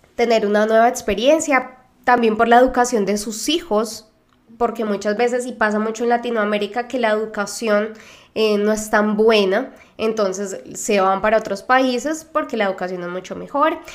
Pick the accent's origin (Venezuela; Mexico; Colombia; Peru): Colombia; moved away; also born or lived in Argentina; de Colombia